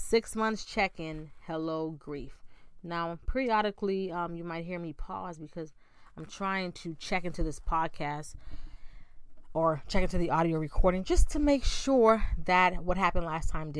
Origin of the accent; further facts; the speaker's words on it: Bahamas; Growing up in the Bahamas